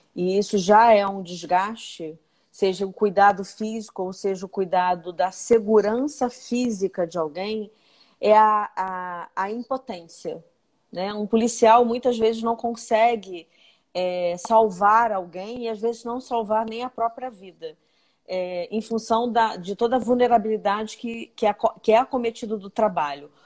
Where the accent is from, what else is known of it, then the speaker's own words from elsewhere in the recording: Nova Iguaçu, Rio de Janeiro, Brazil; eu venho de Nova Iguaçu, né? Eu, eu, eu nasci e, e, cresci nessa cidade